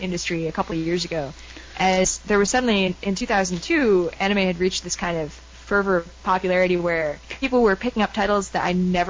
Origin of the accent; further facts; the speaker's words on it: United States; as an American